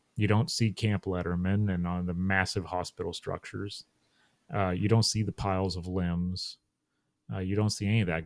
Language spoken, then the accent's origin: English; Chambersburg, Pennsylvania, United States; moved away as an adult; now in Maryland, United States; my hometown of Chambersburg, Pennsylvania